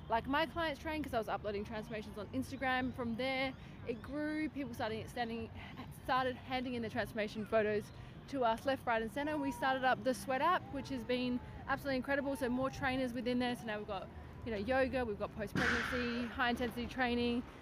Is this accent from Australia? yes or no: yes; Adelaide, South Australia, Australia; I'm from Adelaide, South Australia